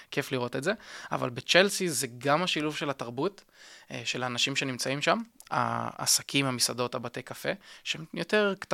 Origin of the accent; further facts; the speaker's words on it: England, United Kingdom; תראה, וגם בתור אנגלי בסופו של דבר תמיד גדלתי על אה, סיפורים של משפחת המלוכה